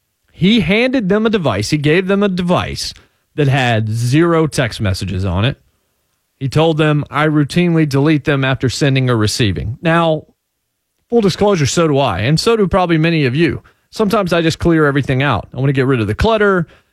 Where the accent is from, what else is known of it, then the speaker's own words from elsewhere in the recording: Martinsville, Virginia, United States; born there; now in Nashville, United States; considering I was born in Martinsville, Virginia, you know, that's been some part of my life, to be sure.